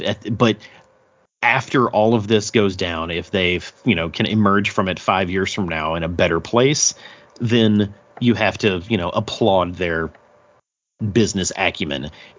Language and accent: English; the South, United States; We're from the South, so it's like Lahighton, Pennsylvania.